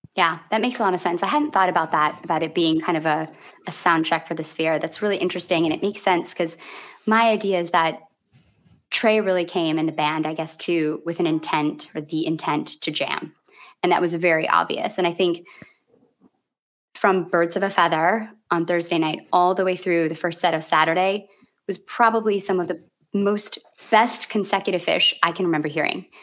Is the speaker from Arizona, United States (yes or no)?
no; Grand Rapids, Michigan, United States; moved away; this is my hometown, and I saw my first show there in 1994.